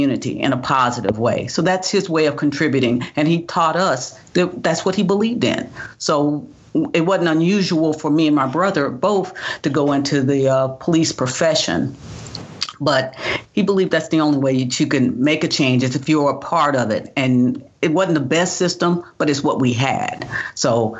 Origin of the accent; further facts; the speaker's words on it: Tulsa, Oklahoma, United States; moved away as an adult; also born or lived in Missouri / Pennsylvania; I grew up in Tulsa, Oklahoma.